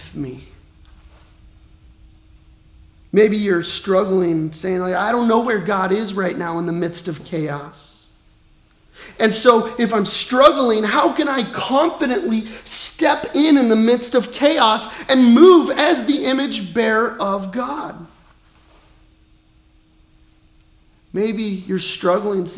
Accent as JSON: {"language": "English", "region": "Colorado", "country": "United States", "tie": "born or raised there", "moved": "yes", "lives_now": "Peoria, United States", "said": "I grew up in Colorado, and like our family business was outfitting"}